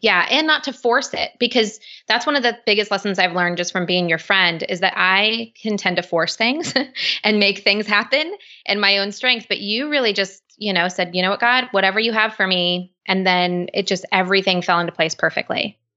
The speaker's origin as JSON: {"language": "English", "region": "West Coast", "country": "United States", "said": "I'm from the West Coast"}